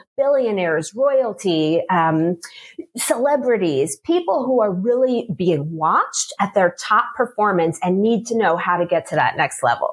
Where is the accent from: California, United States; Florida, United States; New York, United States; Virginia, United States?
New York, United States; moved away as an adult; also born or lived in Maryland / Washington, D.C.; now in Switzerland; I am originally from New York